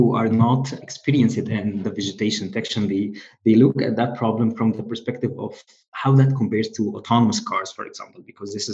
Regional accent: Egypt; moved away; I'm originally from Egypt

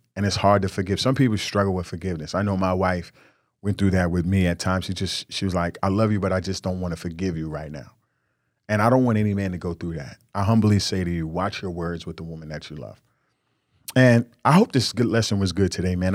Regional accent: New York, United States; I was from New York

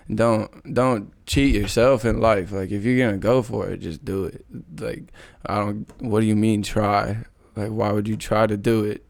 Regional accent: Kelso, Washington, United States; I grew up in Kelso. Came from Kelso High School

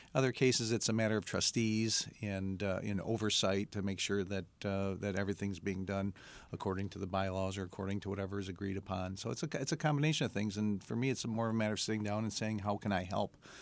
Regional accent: Mount Clemens, Michigan, United States; I'm uh, born and raised in Mount Clemens, an uh, East Sider from the Detroit area

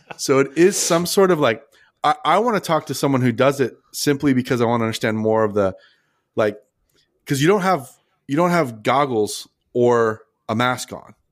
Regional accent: Philippines; now in Malaysia; I'm Filipino

